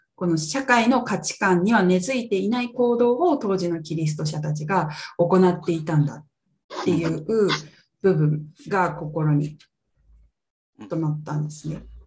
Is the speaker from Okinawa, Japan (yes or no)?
no; Ibaraki, Japan; 私は茨城県、関東の茨城県出身なんですけど